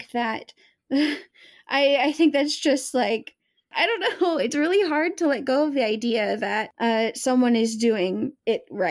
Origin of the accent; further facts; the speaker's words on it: United States; I am an American who is a product of the education system